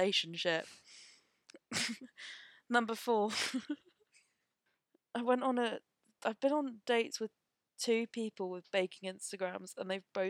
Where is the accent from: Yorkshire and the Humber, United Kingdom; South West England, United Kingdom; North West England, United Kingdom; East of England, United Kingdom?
South West England, United Kingdom; Devon; I was from Devon.